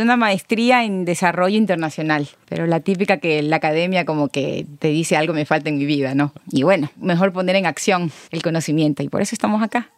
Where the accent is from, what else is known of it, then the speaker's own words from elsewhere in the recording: Bahía de Caráquez, Manabí, Ecuador; also born or lived in Quito, Ecuador / Germany; yo soy de Bahía de Caracas